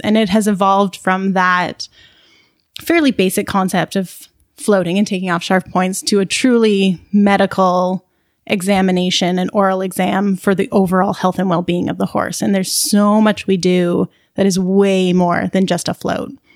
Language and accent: English; Burlington, Ontario, Canada; also born or lived in Guelph / Calgary; I grew up in Burlington and in kind of the local horse community around there.